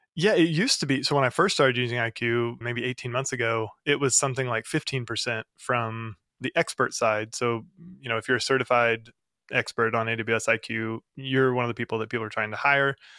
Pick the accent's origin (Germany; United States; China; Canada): United States; the Ozarks; I'm from the Ozarks in the middle of the U S.